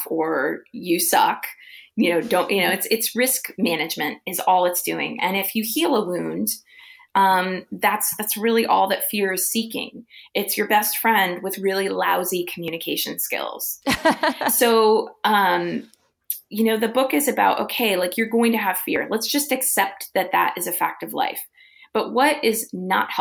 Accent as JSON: {"language": "English", "region": "Midwest", "country": "United States", "tie": "born or raised there", "moved": "yes", "lives_now": "California, United States", "said": "I grew up in the Midwest, came to California"}